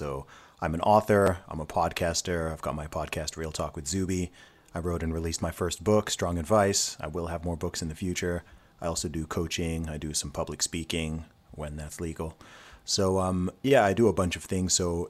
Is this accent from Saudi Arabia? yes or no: yes; Saudi Arabia; also born or lived in England; So I was born in England. So born in the UK. When I was 1 year old, I moved to Saudi Arabia. So my whole family went out to Saudi Arabia. My parents were working there. So I went to school in Saudi Arabia